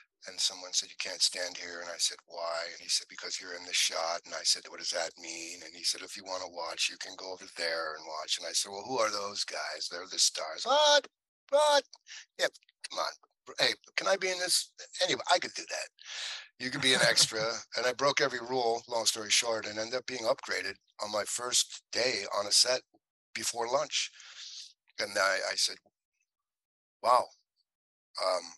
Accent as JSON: {"language": "English", "town": "Willoughby", "region": "Ohio", "country": "United States", "tie": "born or raised there", "said": "growing up in Willoughby, I had some friends"}